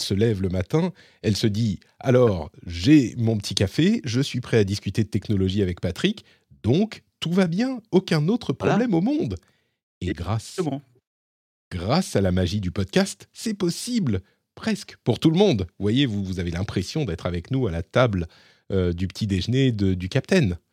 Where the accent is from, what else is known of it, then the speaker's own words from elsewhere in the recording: France; now in Finland; chez nous, en France